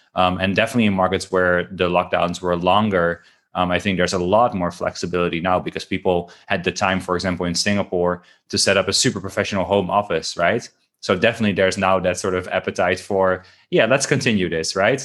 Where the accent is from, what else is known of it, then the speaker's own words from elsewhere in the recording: Netherlands; moved away; I'm from Holland.